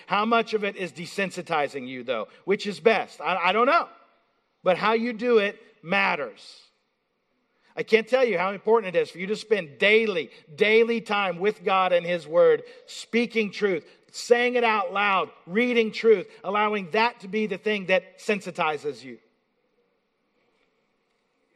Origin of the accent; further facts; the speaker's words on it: Appalachia, Eastern Kentucky, United States; now in Pennsylvania, United States; I'm from Appalachia